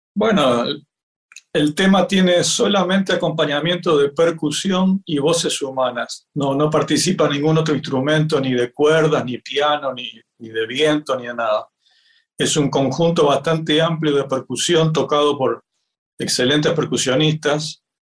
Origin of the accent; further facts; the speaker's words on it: Uruguay; yo nací acá en el Uruguay